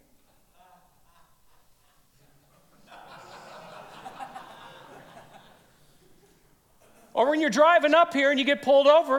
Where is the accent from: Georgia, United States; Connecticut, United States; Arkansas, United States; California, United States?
California, United States; Vallejo; I grew up in the San Francisco Bay Area. Don't hold that against me. Vallejo, small little town on the northeast side of the bay